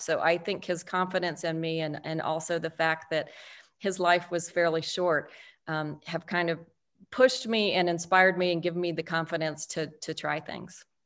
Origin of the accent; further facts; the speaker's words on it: El Paso, Texas, United States; I was raised in El Paso, Texas, one of three daughters